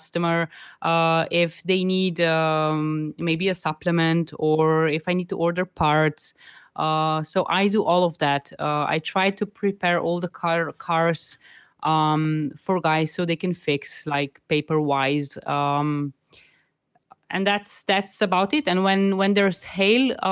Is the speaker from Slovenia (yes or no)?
yes; Slovenia; I come from Slovenia.